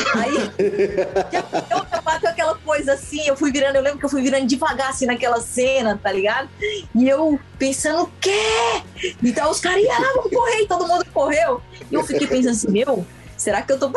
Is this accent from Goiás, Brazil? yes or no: yes; interior of Goiás, Brazil; eu sou de uma cidade do interior de Goiás, uma cidade de menos de 10 mil habitantes